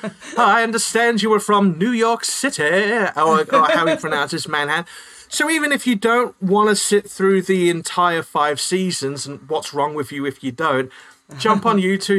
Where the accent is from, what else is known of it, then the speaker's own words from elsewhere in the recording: New Zealand; moved away; being a New Zealander